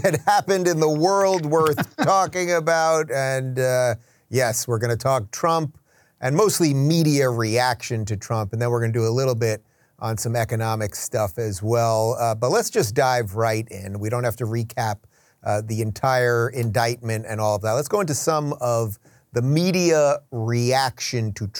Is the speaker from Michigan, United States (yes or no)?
no; Long Island, New York, United States; I am a Long Islander